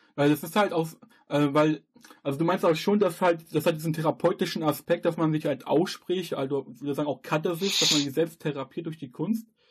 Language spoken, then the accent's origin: German; North Rhine-Westphalia, Germany; ich komme jetzt hier aus NRW